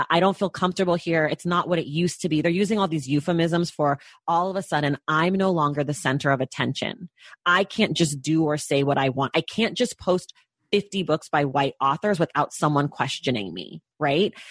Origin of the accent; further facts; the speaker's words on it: United States; being a Black American